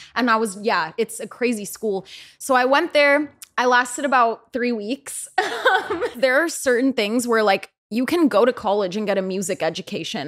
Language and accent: English; the peninsula of the Bay Area, California, United States; I'm from the Bay Area. I grew up, like, around the peninsula of the Bay Area